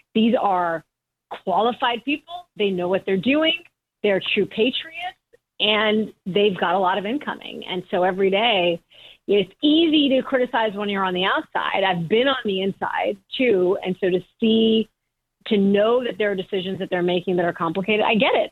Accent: Michigan, United States; I was born in Michigan

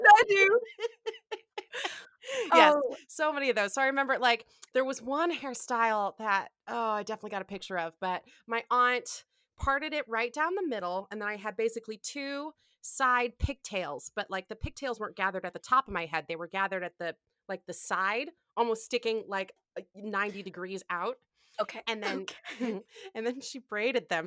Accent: Ann Arbor, Michigan, United States; I'm from Ann Arbor, Michigan

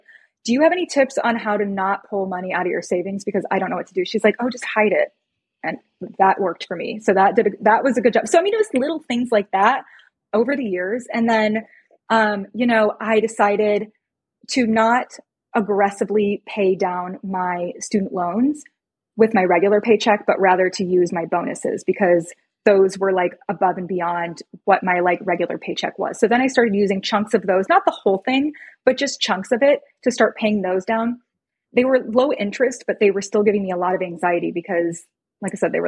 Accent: Chicago, Illinois, United States; I'm from Chicago

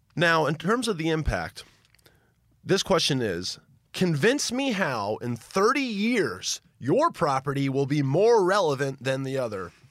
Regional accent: Memphis, Tennessee, United States; I remember being a little boy, uh, growing up in Memphis, Tennessee

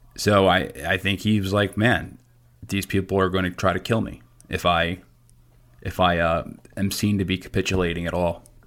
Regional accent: United States; I'm an American citizen. I'm very happy to be an American citizen.

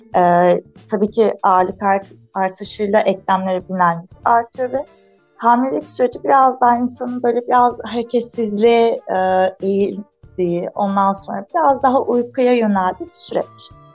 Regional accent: Antalya, Turkey; Antalyalıyım. Şu anda Antalya Gazipaşa'da e, memleketinde eşimle beraber bir fizik tedavi yoga merkezi işletiyoruz

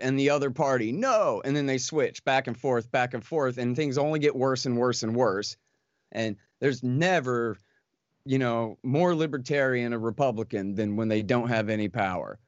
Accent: Texas, United States; I'm a Texan

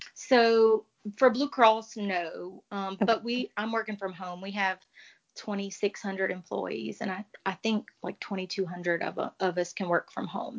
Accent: Cajun, Louisiana, United States; as a Cajun

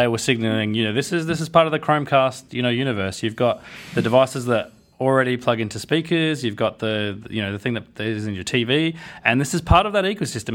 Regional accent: Australia; I'm from Australia

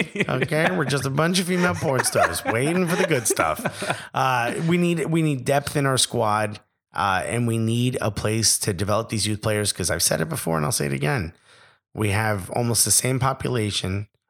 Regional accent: New York, United States; accent: New York; It's like when I went to LA and I came back and my New York accent was hard, like was bigger.

